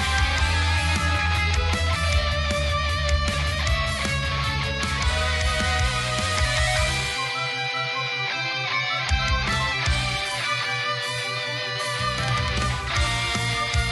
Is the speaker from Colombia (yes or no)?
no; Australia; being Australian